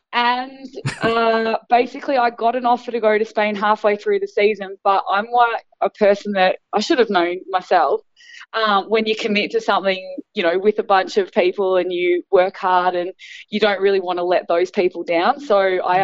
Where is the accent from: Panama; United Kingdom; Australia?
Australia; being Australian